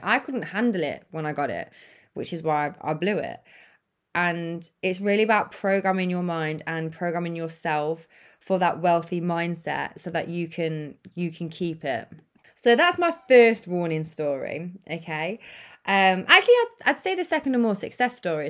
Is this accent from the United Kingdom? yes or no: yes; United Kingdom; the U K, where I'm from